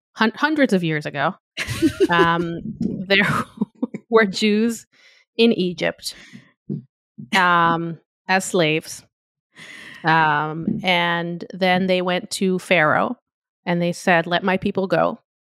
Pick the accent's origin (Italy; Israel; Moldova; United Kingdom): Israel; Tel Aviv, Tel Aviv District; moved away; where I grew up in Tel Aviv